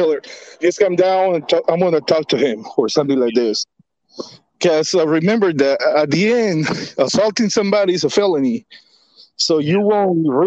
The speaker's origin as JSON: {"language": "English", "country": "Guatemala", "moved": "yes", "lives_now": "Los Angeles, United States", "said": "I'm in LA, but I'm from Guatemala."}